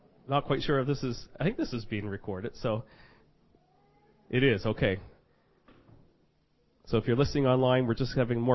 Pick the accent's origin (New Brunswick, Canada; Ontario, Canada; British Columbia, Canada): New Brunswick, Canada; Fredericton; I'm from Fredericton, New Brunswick, Canada.